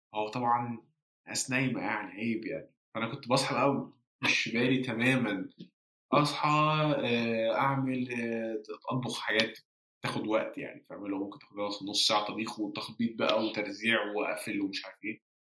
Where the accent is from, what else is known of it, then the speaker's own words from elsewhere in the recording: Egypt; moved away; لو رجعت مصر وعشت في مصر